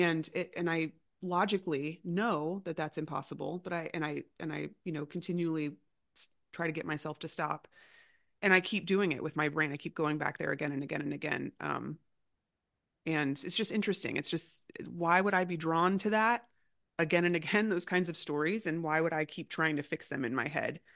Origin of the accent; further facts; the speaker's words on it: Florida, United States; I grew up in a home that had guns, you know, and I'm, I'm from Florida